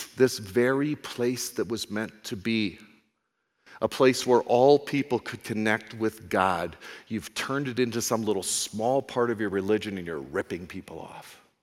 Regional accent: United States; I'm an American

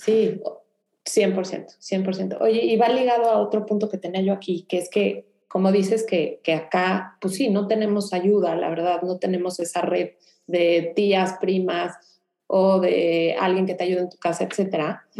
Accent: Mexico City, Mexico; moved away as an adult; now in Houston, United States

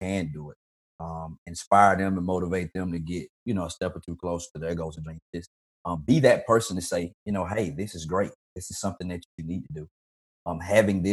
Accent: South Georgia, United States; now in Atlanta, United States; I have some family visiting from South Georgia, where I'm from originally

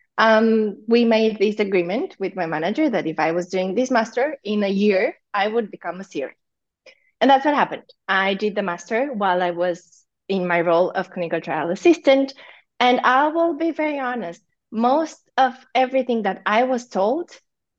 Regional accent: Zalău, Sălaj County, Romania; I'm from Zalo, which is like 40 minutes from Cluj-Napoca

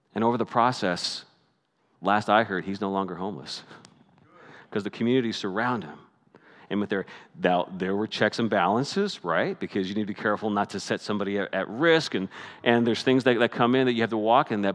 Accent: Canada; moved away as an adult; now I'm Canadian

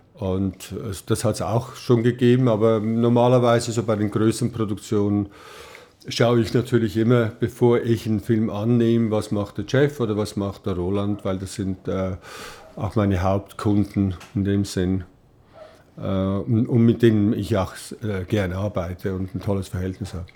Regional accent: Switzerland; moved away as an adult; also born or lived in Ried-Mörel, Valais (Heimatort); now in Los Angeles, United States; bei uns in der Schweiz

